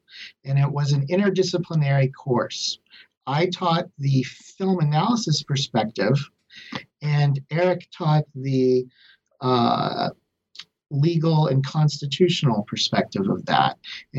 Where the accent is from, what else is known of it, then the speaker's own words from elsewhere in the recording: Lubbock, Texas, United States; Sure. I'm from Lubbock, Texas originally, and I received my bachelor's and master's in English from Texas Tech.